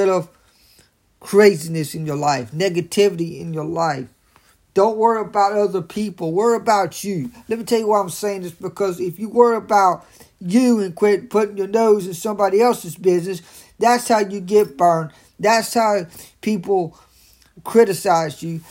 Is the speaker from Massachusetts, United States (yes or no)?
no; Raleigh, North Carolina, United States; I'm from Raleigh, North Carolina